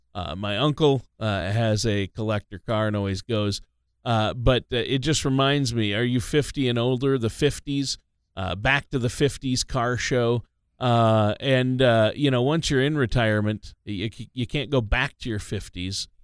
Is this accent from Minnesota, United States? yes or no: yes; Minnesota, United States; now in Tampa Bay area, United States; I'm from Minnesota.